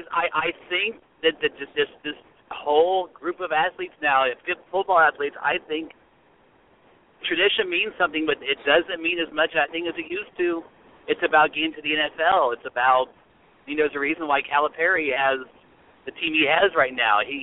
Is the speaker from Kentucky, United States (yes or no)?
yes; Louisville, Kentucky, United States; now in Indianapolis, United States; I live in Indianapolis, but I was born and raised in Louisville